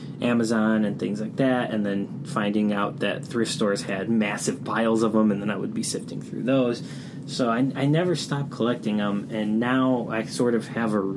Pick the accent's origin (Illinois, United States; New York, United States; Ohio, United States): Illinois, United States; Chicago; I'm from Chicago, and I grew up in the city. And I was surrounded by a bunch of mom-and-pop video stores growing up in the Northwest side.